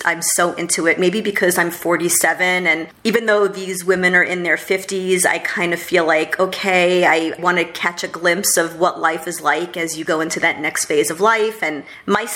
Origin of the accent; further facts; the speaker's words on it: New York City, New York, United States; also born or lived in Los Angeles; I'm a New Yorker